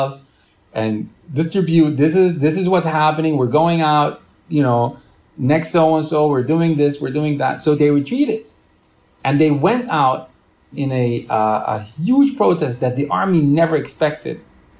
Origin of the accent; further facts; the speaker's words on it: Romania; born there; I was born in Romania.